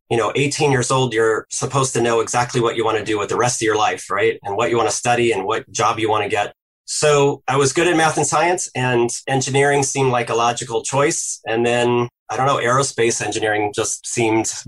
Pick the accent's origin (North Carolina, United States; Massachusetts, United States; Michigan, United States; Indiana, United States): Indiana, United States; Indianapolis; I grew up in Indianapolis, Indiana, and, you know, heart of the Midwest.